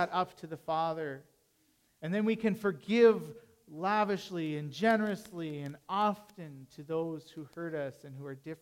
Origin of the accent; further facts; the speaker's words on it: Canada; being Canadian